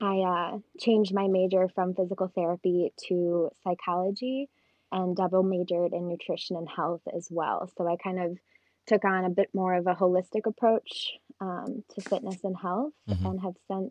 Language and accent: English; Kalamazoo, Michigan, United States; I'm from Kalamazoo, Michigan